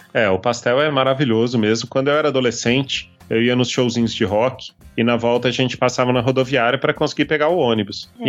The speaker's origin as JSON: {"language": "Portuguese", "town": "Brasília", "region": "Federal District", "country": "Brazil", "said": "sou de Brasília."}